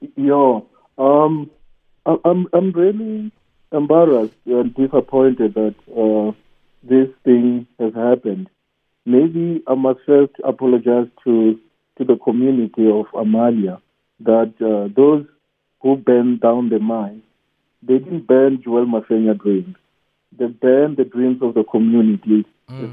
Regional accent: Soweto, Gauteng, South Africa; I was born in Soweto and raised in Soweto

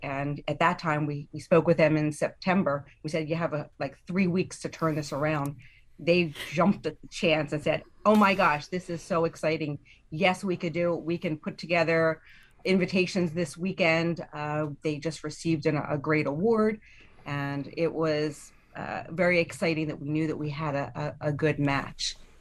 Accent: Chester County, Pennsylvania, United States; We're, we're from Chester County, so Lancaster County is about an hour plus away from us

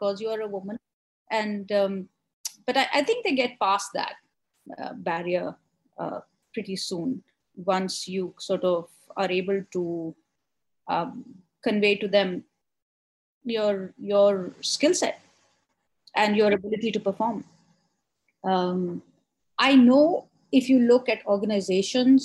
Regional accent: Delhi, India; I grew up here in Delhi

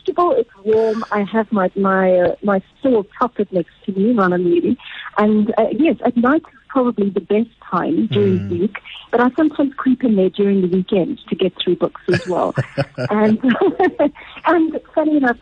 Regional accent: Durban, KwaZulu-Natal, South Africa; I grew up in Chatsworth in Durban

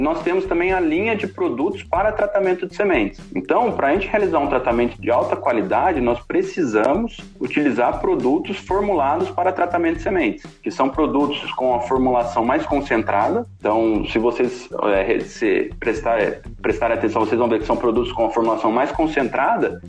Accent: Holambra, São Paulo, Brazil; eu sou natural de São Paulo, de Olambra, a terra das flores

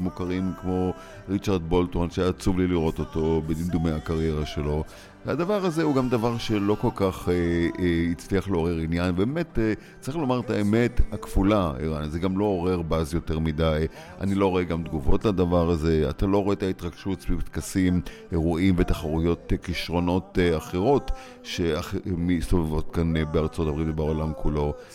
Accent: Israel; now in Los Angeles, United States; אנחנו באים טיפה עם ההסתכלות שלנו כישראלים

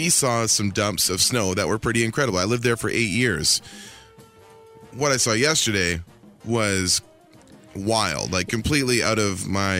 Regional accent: Ontario, Canada; I grew up in Northern Ontario, and this is for sure one of the craziest storms I've seen in 35 years.

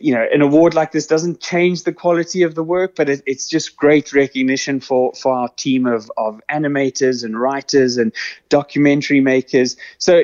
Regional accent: Cape Town, Western Cape, South Africa; I'm South African from Cape Town.

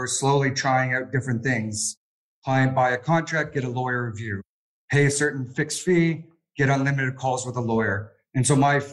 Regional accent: Canada; moved away as an adult; now in Sydney, Australia; I'm Canadian

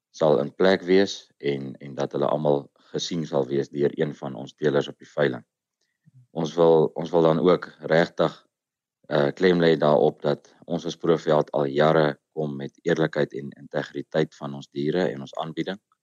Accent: Vryburg, North West, South Africa; ek is van van Vryburg omgewing.

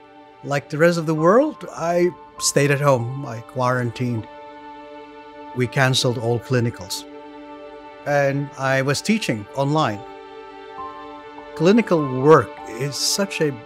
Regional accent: Philippines; moved away as an adult; now in New York City, United States; I'm from the Philippines.

